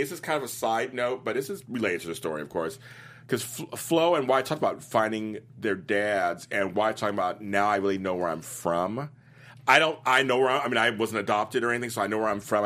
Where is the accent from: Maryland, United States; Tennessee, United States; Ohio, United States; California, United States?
California, United States; Los Angeles; I'm from Los Angeles